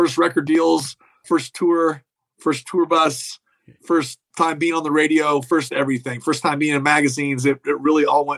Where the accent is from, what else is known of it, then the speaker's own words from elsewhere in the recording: Kansas, United States; also born or lived in Nashville / Los Angeles; I moved, relocated, even though I'm from Kansas, I was living in Nashville when this all went down.